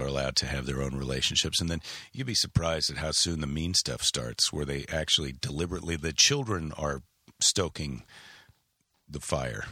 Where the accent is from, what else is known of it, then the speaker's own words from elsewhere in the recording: Wisconsin, United States; moved away; also born or lived in Iowa / San Francisco; I spent most of my childhood, we lived in Wisconsin, right across the border